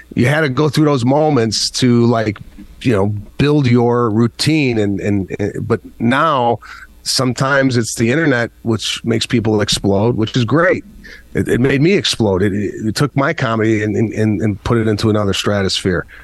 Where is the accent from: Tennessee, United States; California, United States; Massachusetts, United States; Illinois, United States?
Illinois, United States; Arlington Heights; growing up in Arlington Heights, Illinois